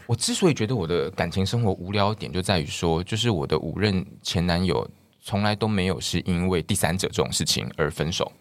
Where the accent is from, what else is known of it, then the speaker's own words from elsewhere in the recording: Kinmen, Fujian Province, Taiwan; moved away; 我会到我的家乡金门，因为我是公费生、公费医师，所以会到家乡服务